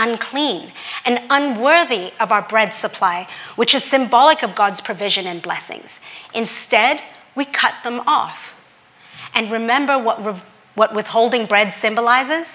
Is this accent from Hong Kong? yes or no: yes; Hong Kong; also born or lived in Australia; now in United States; As a Filipino woman growing up in Hong Kong